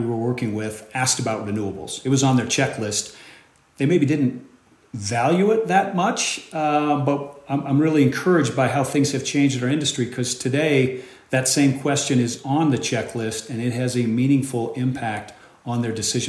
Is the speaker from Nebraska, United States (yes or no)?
yes; Omaha, Nebraska, United States; my hometown of Omaha, Nebraska.